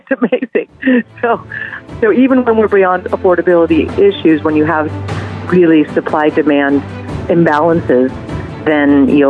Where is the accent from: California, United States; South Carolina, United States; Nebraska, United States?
California, United States; San Francisco; I'm born and raised in San Francisco